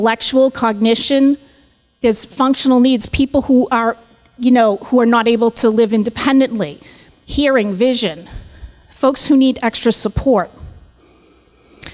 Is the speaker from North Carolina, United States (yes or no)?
no; Boston, Massachusetts, United States; moved away as an adult; now in New York City, United States; I'm going to apologize in advance for my accent. I grew up in Boston, and I've been in New York City for 4 years